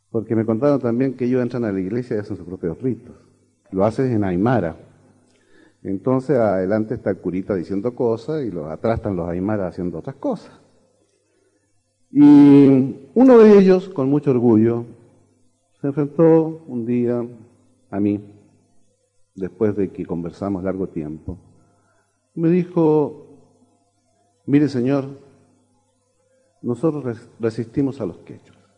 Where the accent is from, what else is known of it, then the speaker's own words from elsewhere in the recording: Chile; soy chileno.